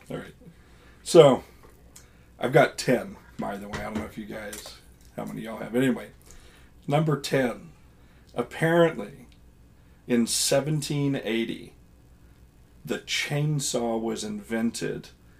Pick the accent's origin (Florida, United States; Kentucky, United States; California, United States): Kentucky, United States; Eastern; also born or lived in South Carolina; I live in Eastern Kentucky and have for most of my life. There were three awkward years in South Carolina, but you know, mom and dad realized, no, we need to go back to Kentucky.